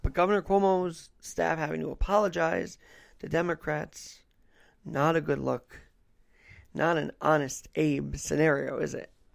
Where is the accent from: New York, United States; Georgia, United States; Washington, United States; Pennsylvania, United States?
New York, United States; New York City; As a guy born and bred in New York City